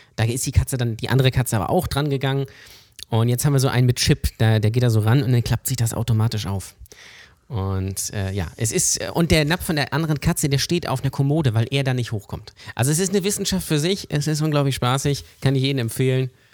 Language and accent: German; Lübeck, Schleswig-Holstein, Germany; ich komme gebürtig aus Lübeck und bin auch hier aufgewachsen